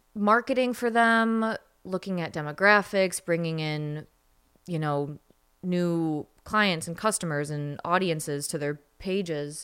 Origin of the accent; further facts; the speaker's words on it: Michigan, United States; I grew up in Michigan